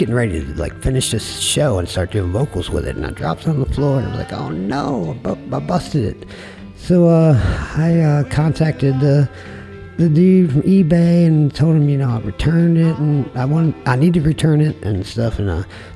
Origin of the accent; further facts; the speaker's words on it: Frederick, Maryland, United States; moved away; also born or lived in Portsmouth, Virginia; my hometown, Frederick, Maryland. And... You know, I grew up around there